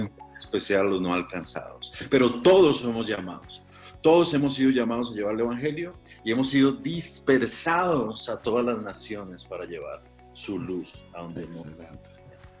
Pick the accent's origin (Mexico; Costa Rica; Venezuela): Costa Rica; also born or lived in Africa / India; soy costarricense